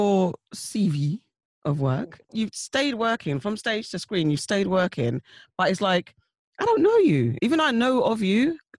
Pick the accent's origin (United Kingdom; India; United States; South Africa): United Kingdom; London; I guess I bleed a little bit of South, but I'm now a West Londoner.